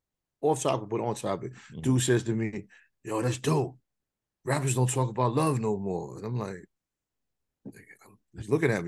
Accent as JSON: {"language": "English", "town": "New York City", "region": "New York", "country": "United States", "also_born_or_lived": "Queens", "said": "My family's from Queens, so I'm from Brooklyn."}